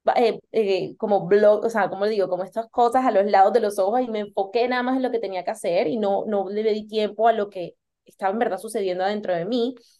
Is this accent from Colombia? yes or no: yes; Colombia; moved away as an adult; also born or lived in United States; Yo soy de Colombia y decidí irme a estudiar a los Estados Unidos